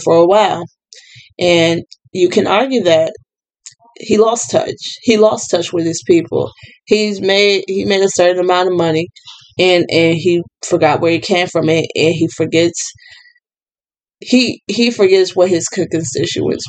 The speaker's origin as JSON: {"language": "English", "town": "Gary", "region": "Indiana", "country": "United States", "said": "I am from Gary"}